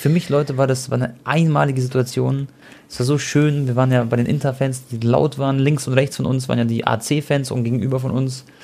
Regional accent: Croatia; Und für mich war es auch was ganz Besonderes, weil ihr wisst ja, ich bin ja Kroate

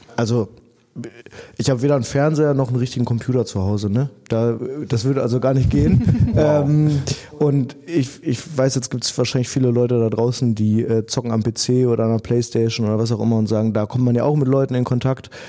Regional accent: Dinslaken, North Rhine-Westphalia, Germany; wir sind alle in Dienstlagen aufgewachsen

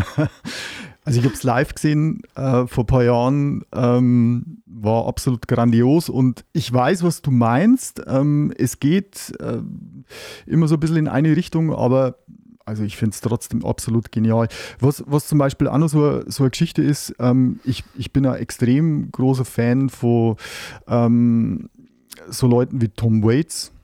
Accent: Neustadt an der Waldnaab, Bavaria, Germany; ich komme aus Neustadt an der Waldnab

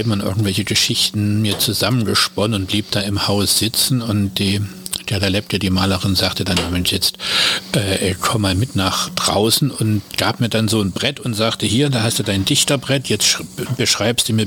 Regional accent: Dresden, Saxony, Germany; Ich bin in Dresden geboren und äh, da eben auch zur Schule gegangen.

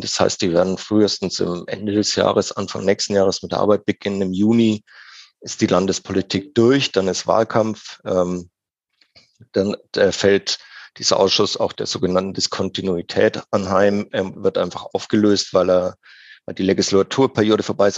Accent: Franconia, Bavaria, Germany; now in Munich, Germany; im Herzen bin ich immer Franke. Das wird man auch nicht

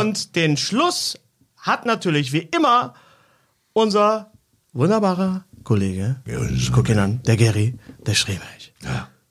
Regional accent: Bochum, North Rhine-Westphalia, Germany; ich bin ja in Bochum Leer aufgewachsen

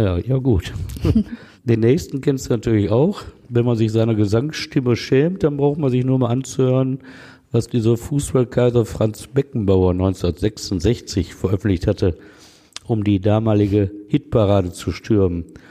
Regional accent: Essen, North Rhine-Westphalia, Germany; in meiner Heimatstadt Essen

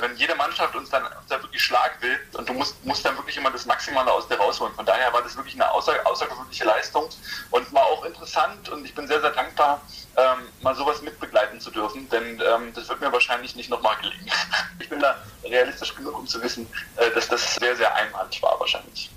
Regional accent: Perleberg, Brandenburg, Germany; moved away; Ursprünglich komme ich ja aus Perleberg. Das ist äh, in, in, Brandenburg.

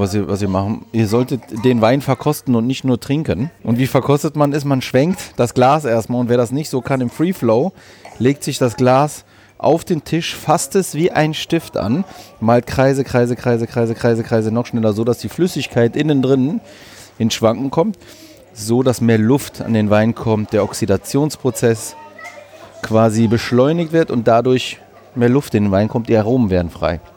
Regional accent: Düsseldorf, North Rhine-Westphalia, Germany; also born or lived in Greece; ich bin Düsseldorfer Grieche

